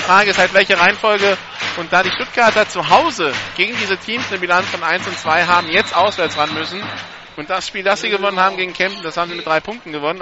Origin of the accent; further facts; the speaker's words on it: France; ich bin ja Franzose